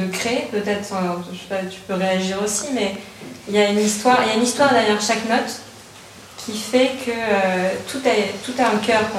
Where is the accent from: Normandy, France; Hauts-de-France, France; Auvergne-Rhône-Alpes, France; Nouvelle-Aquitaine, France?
Hauts-de-France, France; en tant que personne du Nord aussi, je me suis dit, tiens, c'est marrant, ça sent la graffe, la betterave